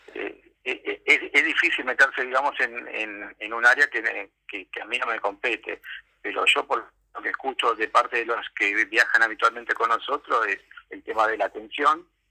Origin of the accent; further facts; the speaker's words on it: Argentina; soy argentino, documentado, ejerzo el derecho a voto